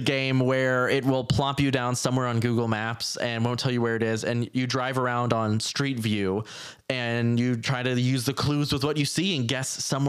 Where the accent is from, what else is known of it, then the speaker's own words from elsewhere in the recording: Midwest, United States; I'm Midwestern.